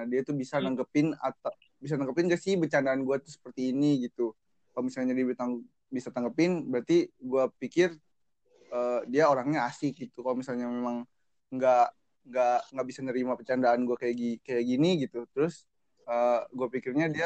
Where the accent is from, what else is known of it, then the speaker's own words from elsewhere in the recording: Bogor, West Java, Indonesia; born there; gua lahir di Bogor 14 November